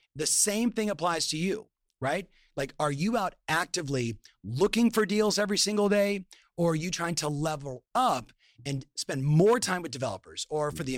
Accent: Southern California, United States; I'm born and raised in Southern California

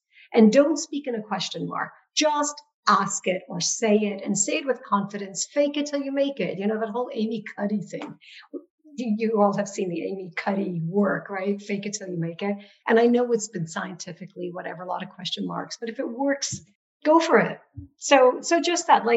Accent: Nepal; now in United States; Growing up in Nepal, I was a majority person in a majority country

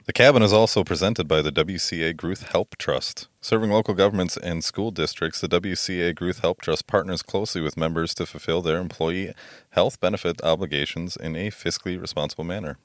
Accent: Merrill, Wisconsin, United States; I'm from Merrill

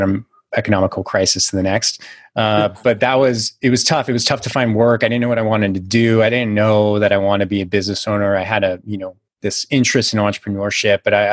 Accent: Silicon Valley, California, United States; I'm originally from California, grew up in the Silicon Valley before it really became all

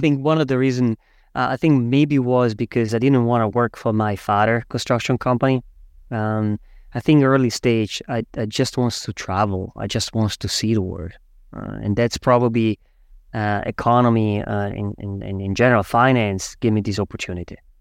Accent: Switzerland; moved away as an adult; also born or lived in Zurich; now in New York, United States; I am actually from Switzerland.

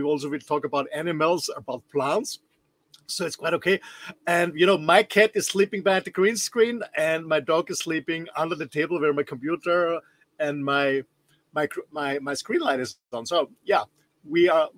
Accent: Austria; English is a second language; I'm not a Native American or British English speaker. I'm born and raised in Austria

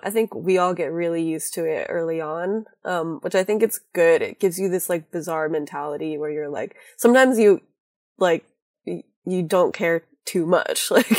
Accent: Hawaii, United States; especially because I come from Hawaii grew up part-time there.

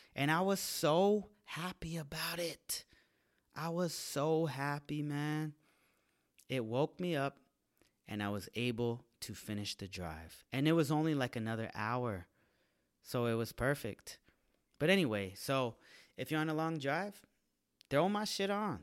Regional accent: San Jose, California, United States; moved away as an adult; now in Los Angeles, United States; San Jose, my hometown.

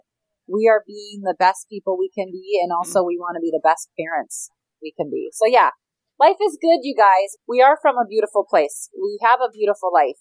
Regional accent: Minnesota, United States; I loved growing up here. I love being from here.

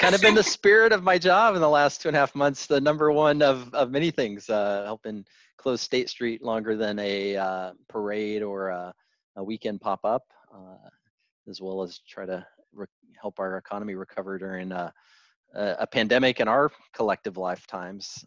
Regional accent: Arkansas, United States; born or raised there; also born or lived in Hollywood, Florida / Santa Monica; now in Santa Barbara, United States

